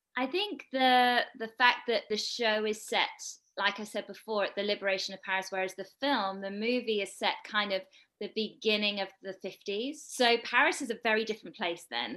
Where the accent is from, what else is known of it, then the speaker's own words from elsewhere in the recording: United Kingdom; I'm British, as you might be able to hear